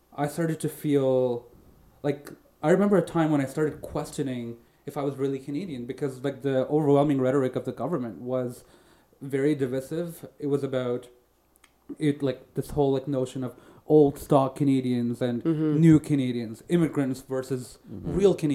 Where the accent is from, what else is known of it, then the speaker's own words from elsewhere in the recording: India; also born or lived in Saudi Arabia; I'm Indian. My parents are Indian. I was born in Saudi Arabia, and I lived the first few years of my life in a very like Indian community in Saudi Arabia